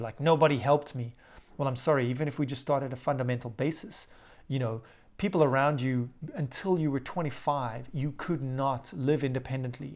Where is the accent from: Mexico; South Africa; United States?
South Africa; Growing up in South Africa